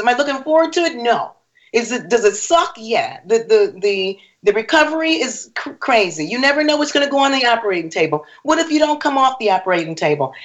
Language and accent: English; Rochester, New York, United States; also born or lived in Harrisburg, Pennsylvania; now in Orlando, United States; I'm Rochester. from Rochester, born in Rochester